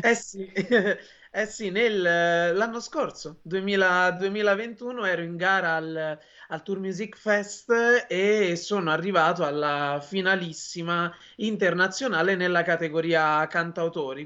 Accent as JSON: {"language": "Italian", "area": "province of Frosinone", "region": "Lazio", "country": "Italy", "tie": "born or raised there", "moved": "as an adult", "lives_now": "Rome, Italy", "said": "Io sono originario della provincia di Frosinone, ma vivo da sei anni a Roma"}